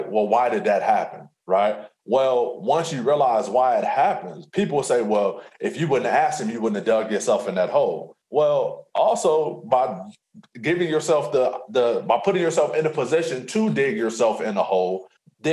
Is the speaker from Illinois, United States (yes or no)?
yes; Alton, Illinois, United States; I'm from Alton